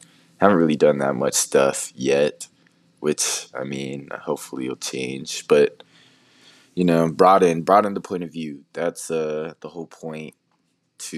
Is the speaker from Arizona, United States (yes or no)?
yes; Arizona, United States; I'm born and raised in Arizona